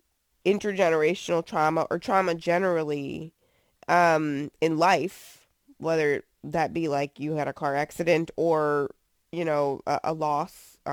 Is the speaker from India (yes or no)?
no; New Jersey, United States; now in Virginia, United States; I'm from New Jersey, so that's not a thing that I would see all the time growing up right outside of New York City.